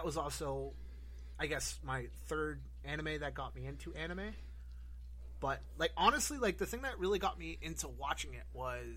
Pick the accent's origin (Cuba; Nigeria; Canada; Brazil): Canada; growing up in Canada, we had Toonami kind of thing was a TV channel called YTV